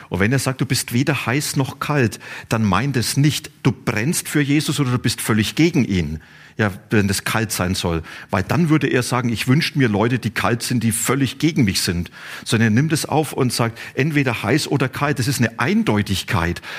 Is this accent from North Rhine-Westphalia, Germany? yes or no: no; Bavaria, Germany; Ich komme aus Franken. Und in Franken gibt es ein Wort, das heißt Bastion.